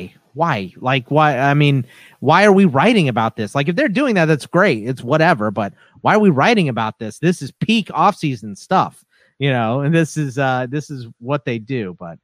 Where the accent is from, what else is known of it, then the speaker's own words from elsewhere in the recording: Texas, United States; The family, yeah, is from Pittsburgh. I was born in Texas